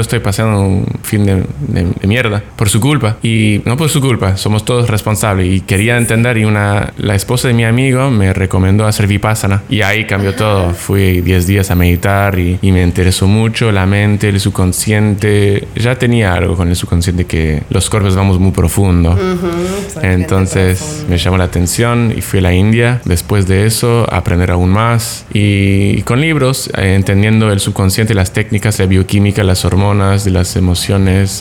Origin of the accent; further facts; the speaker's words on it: Canada; also born or lived in Mexico; now in Tulum, Mexico; viviendo en México dos años, siendo canadiense